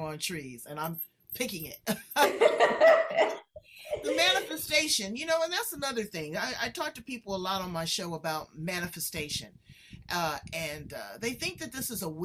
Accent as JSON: {"language": "English", "town": "Los Angeles", "region": "California", "country": "United States", "said": "I'm from"}